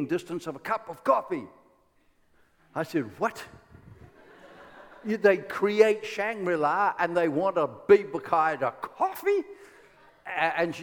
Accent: Ireland; I am Irish

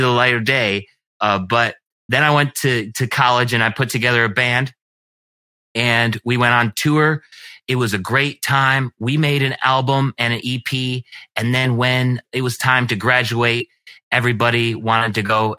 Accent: Geneseo, New York, United States; I was raised in Geneseo, New York, which is a little bit south of Rochester, New York

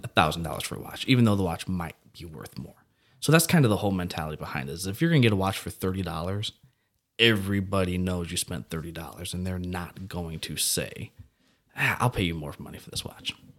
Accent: Belleville, Illinois, United States; I'm actually from Southern Illinois, Belleville, Shiloh area

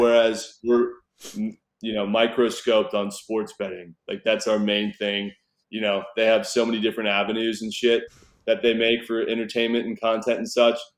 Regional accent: Newport Beach, California, United States; moved away as an adult; also born or lived in Fort Worth, Texas / Reno, Nevada / Las Vegas, Nevada; now in Texas, United States; where I grew up in Newport Beach, California

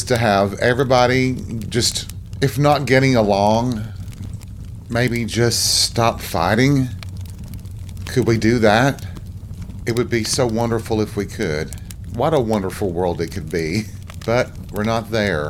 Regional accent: Tennessee, United States; my home state of Tennessee

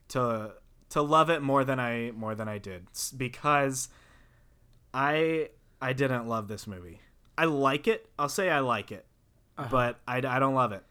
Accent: the South, United States; I'm from the South

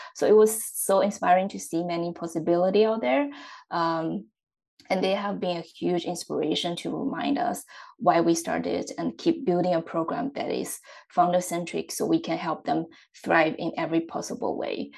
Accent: Xiaogan, Hubei, China; moved away; I'm originally from China, uh, and my hometown is in the central part of the country. Uh, the city is called Xiaogan

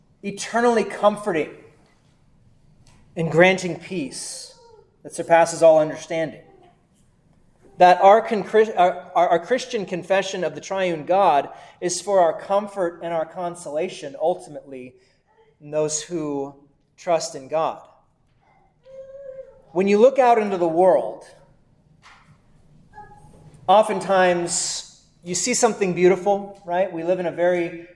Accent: Texas, United States; moved away as an adult; also born or lived in Valley City, Ohio; I was from Texas

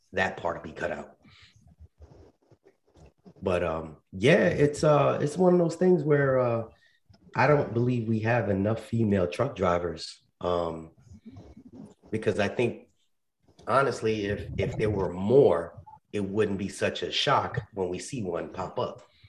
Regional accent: New York, United States; For those, well, I'm from New York originally.

